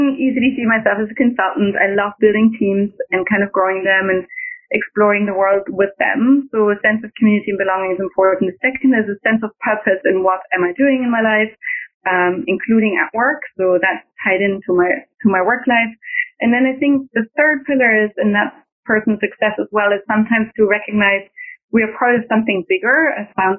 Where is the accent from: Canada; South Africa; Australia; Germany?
Germany; accent: German; now in Washington, D.C., United States; I'm German in my accent